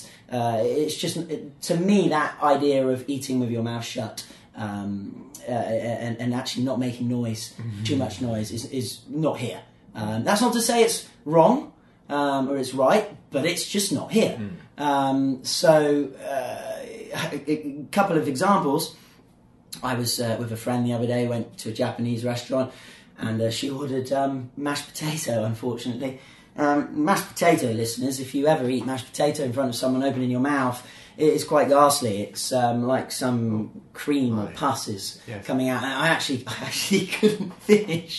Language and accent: English; England, United Kingdom; now in Zhuhai, China; I grew up in England